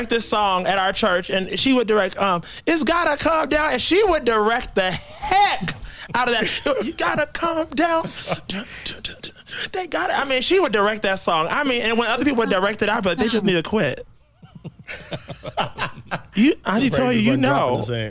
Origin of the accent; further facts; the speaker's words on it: Georgia, United States; I know some of them personally growing up in Georgia.